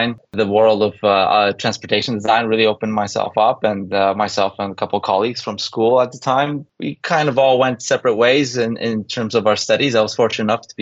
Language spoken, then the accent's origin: English; Poland; moved away; also born or lived in Canada; growing up in Poland, born in the early 80s, we had the opportunity to emigrate to Canada